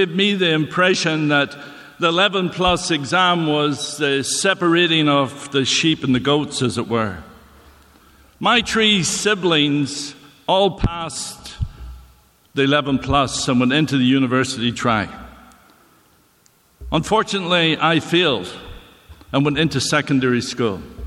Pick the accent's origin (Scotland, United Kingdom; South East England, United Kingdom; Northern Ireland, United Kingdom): Northern Ireland, United Kingdom; moved away as an adult; now in Canada; I was born and raised in Northern Ireland.